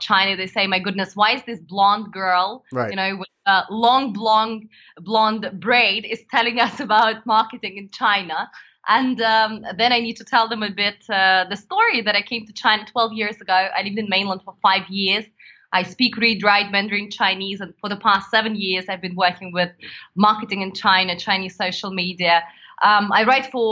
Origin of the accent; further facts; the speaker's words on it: Vladivostok, Primorsky Krai, Russia; moved away; I was born in the far east of Russia.